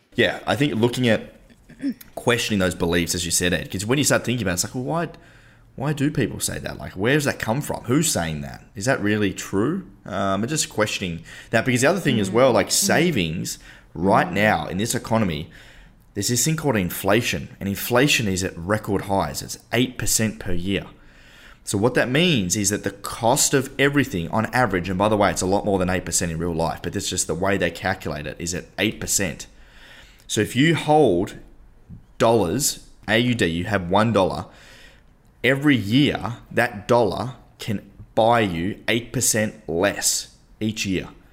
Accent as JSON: {"language": "English", "region": "Tasmania", "country": "Australia", "tie": "born or raised there", "said": "We come from Tasmania"}